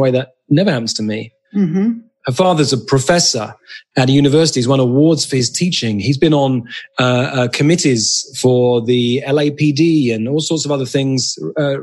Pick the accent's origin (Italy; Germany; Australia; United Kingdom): United Kingdom; England; moved away as an adult; now in United States; So I'm British. I'm white. I'm Jewish. Grew up in England. I'm a citizen of the United States these days. I've been here about 14 years.